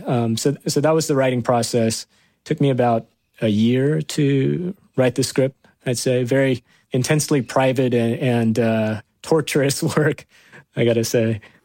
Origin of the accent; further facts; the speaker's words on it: Arkansas, United States; I am that kid from Arkansas who grew up in a trailer home